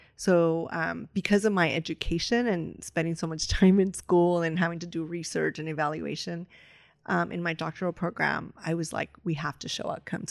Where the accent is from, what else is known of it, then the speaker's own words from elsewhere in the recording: Los Angeles, California, United States; L A is my city, but I'm from Boyle Heights